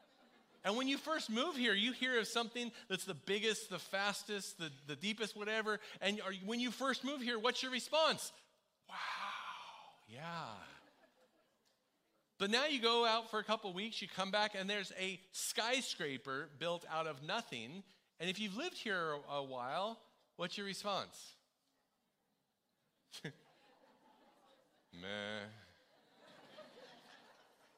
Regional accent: United States; moved away; as an American

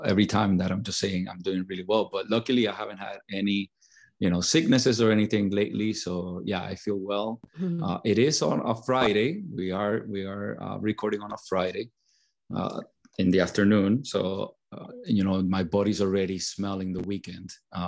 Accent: Puerto Rico; I grew up in Puerto Rico. I was born and raised in Puerto Rico.

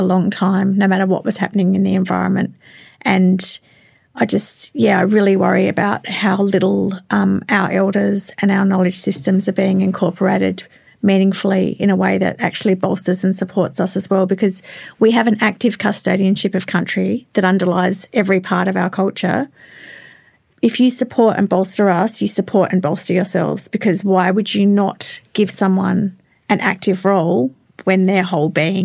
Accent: Western New South Wales, Australia; I'm Barkandji, so I'm from Western New South Wales

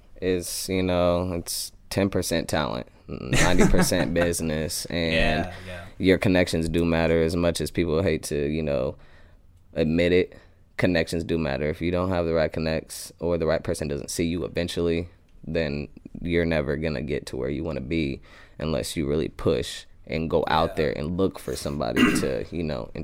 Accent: Des Moines, Iowa, United States; also born or lived in Phoenix, Arizona / Las Vegas, Nevada; Yeah, I was born in Iowa, basically raised in Iowa. I moved to Phoenix, Arizona when I was around 13 and lived there for like half a year and then moved back.

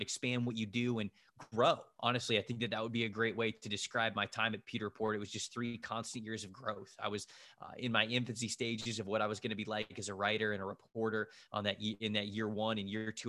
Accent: just south of Tampa, Florida, United States; I'm from just south of Tampa and, and I grew up in Florida

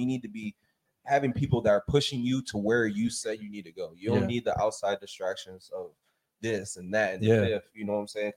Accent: Chicago, Illinois, United States; I'm from Chicago.

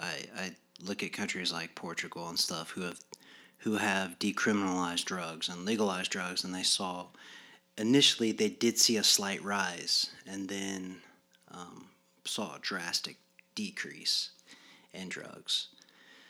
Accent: Yorktown, United States; I come from Yorktown

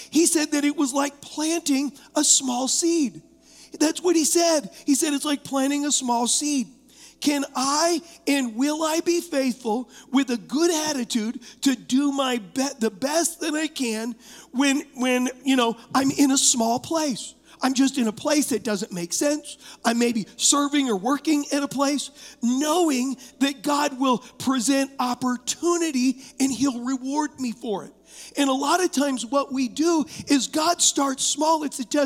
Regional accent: Huntington Beach, California, United States; I was raised in Huntington Beach

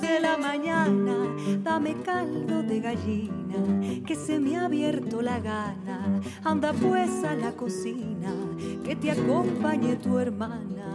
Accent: Ecuador; soy cantante ecuatoriana

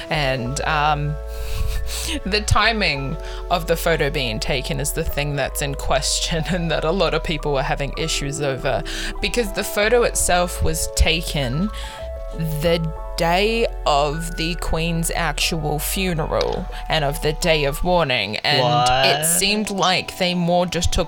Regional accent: New Zealand; now in Australia; I'm a New Zealander and I'm not an Australian

